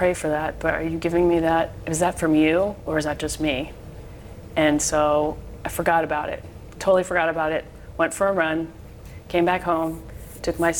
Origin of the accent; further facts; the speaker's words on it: Park Ridge, Illinois, United States; I was born in Park Ridge